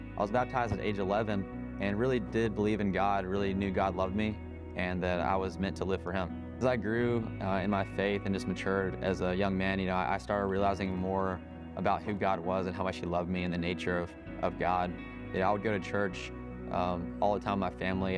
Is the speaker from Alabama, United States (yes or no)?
yes; Enterprise, Alabama, United States; moved away as an adult; now in Mississippi, United States; I'm originally from Enterprise, Alabama.